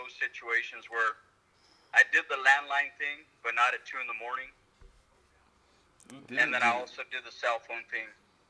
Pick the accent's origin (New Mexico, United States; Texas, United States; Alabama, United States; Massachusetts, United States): New Mexico, United States; Lordsburg; now in Tucson, United States; I actually went to high school in Lordsburg, New Mexico.